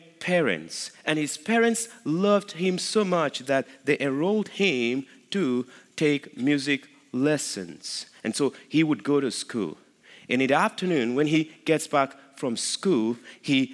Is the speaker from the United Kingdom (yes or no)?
no; Nigeria; moved away as an adult; now in Midlothian, United States; I am from Nigeria